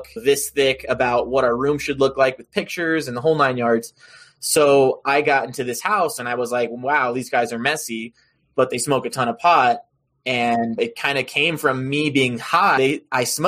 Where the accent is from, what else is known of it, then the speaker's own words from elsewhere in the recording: Roanoke, Virginia, United States; moved away as an adult; also born or lived in Colorado; I am a Virginia boy, born and raised in Roanoke, Virginia.